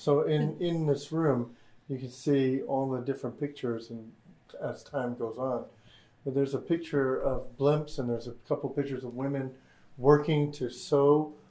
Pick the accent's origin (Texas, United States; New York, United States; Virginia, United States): Texas, United States; South; I grew up in South Texas